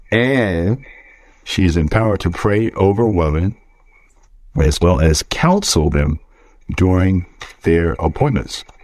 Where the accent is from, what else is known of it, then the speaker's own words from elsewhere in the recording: Richmond, United States; born there; So, I was born in Richmond